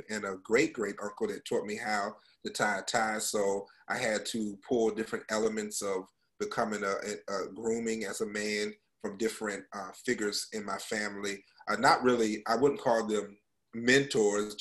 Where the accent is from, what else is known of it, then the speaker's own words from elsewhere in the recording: North Carolina, United States; moved away as an adult; also born or lived in Oklahoma / Central Florida; now in Florida, United States; I was born and raised in North Carolina